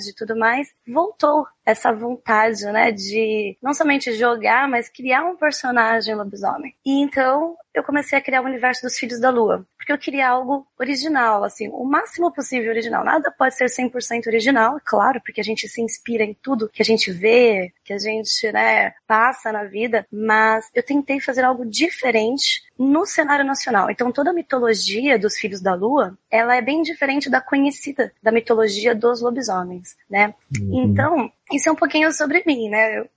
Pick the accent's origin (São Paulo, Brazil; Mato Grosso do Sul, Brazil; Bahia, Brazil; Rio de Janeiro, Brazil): São Paulo, Brazil; Santos; porque eu sou santista, né? Moro aqui na praia.